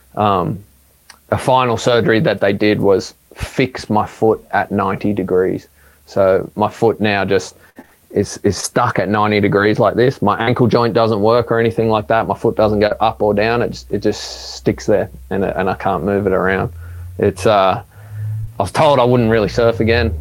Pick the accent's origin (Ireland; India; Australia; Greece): Australia; Sydney, New South Wales; growing up in Maroubra